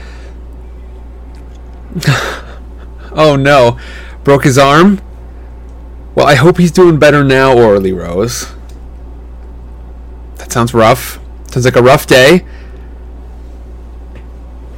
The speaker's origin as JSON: {"language": "English", "region": "Midwest", "country": "United States", "tie": "born or raised there", "moved": "yes", "said": "my hometown back in the Midwest"}